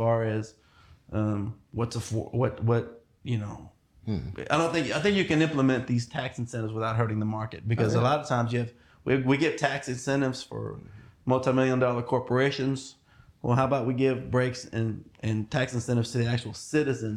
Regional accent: Bryan, Texas, United States; also born or lived in College Station, Texas; I was born and raised in Bryan, Texas, so Brazos County, really. I live in College Station now.

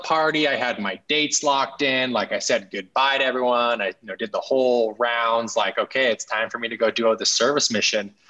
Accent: Salt Lake City, Utah, United States; I grew up in Salt Lake City, Utah, in an upper middle class family

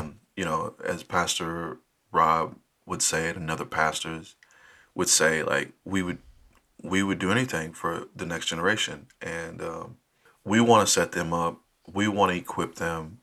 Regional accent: Dallas, Texas, United States; moved away as an adult; now in Minneapolis, United States; was born and raised in Dallas

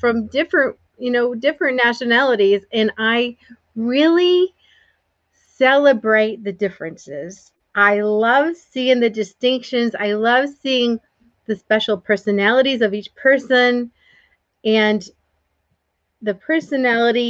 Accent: the North, United States; I grew up in the North

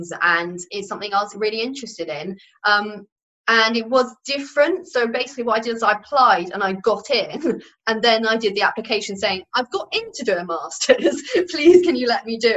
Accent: United Kingdom; we just do not talk about it as British people

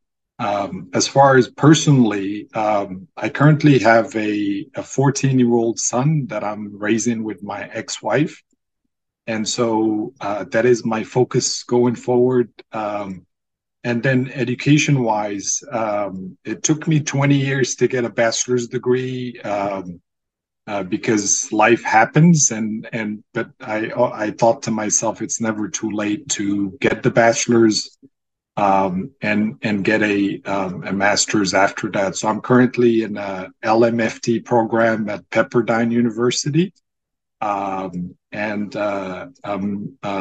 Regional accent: Casablanca, Casablanca-Settat, Morocco; English is a second language; moved away as an adult; now in United States; I was born and raised in Casablanca, Morocco.

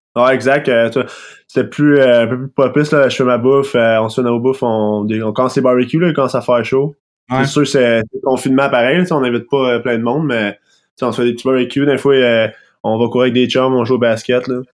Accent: Sorel-Tracy, Quebec, Canada; pas natif, mais j'ai grandi à Sorel

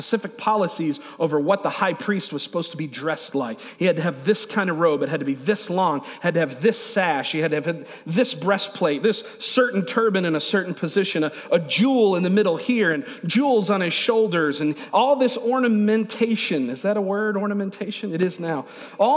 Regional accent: Niagara Falls, New York, United States; I grew up in Niagara Falls, New York, is where I was born

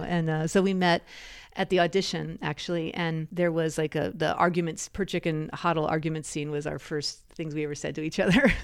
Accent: United States; being an American

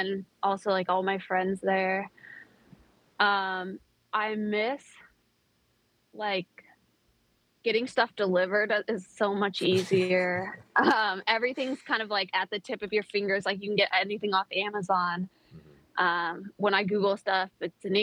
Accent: United States; moved away as an adult; also born or lived in Buenos Aires, Argentina; now in Portugal; I'm American

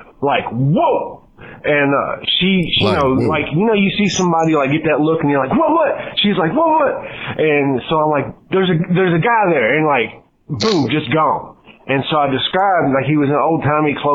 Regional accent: Kentucky, United States; I'm from Kentucky

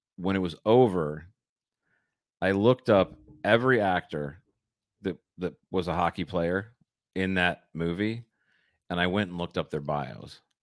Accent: Michigan, United States; I grew up in Michigan. I grew up skating on frozen ponds

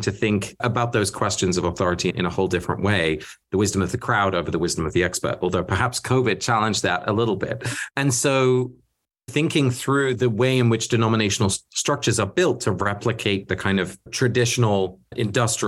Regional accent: England, United Kingdom; first language Dutch; English is a second language; I grew up in England. My parents are both Dutch. So I was a Dutch-speaking little kid in England

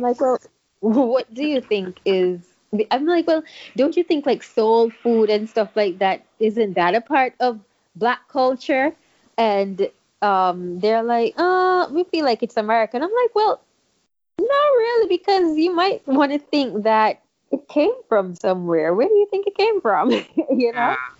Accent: St. Kitts & Nevis; moved away as an adult; now in United States; I grew up in St. Kitts until I was 18.

